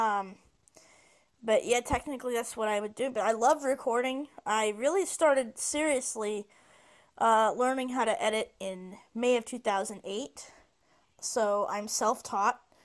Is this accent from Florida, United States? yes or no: no; Phoenix, Arizona, United States; also born or lived in Minnesota / California / Mexico; I spent most of my life in Phoenix, Arizona. That's where I was raised and went to school and grew up